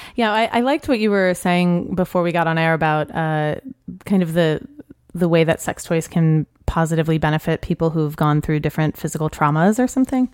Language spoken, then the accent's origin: English; New Orleans, Louisiana, United States; moved away; also born or lived in New York; I grew up in New Orleans.